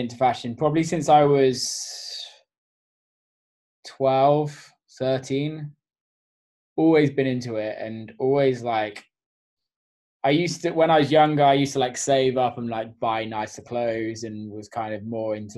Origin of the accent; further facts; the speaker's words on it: England, United Kingdom; also born or lived in New York; now in Detroit, United States; I'm English